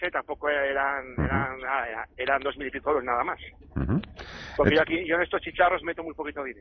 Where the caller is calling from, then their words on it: Logroño, La Rioja, Spain; de Logroño.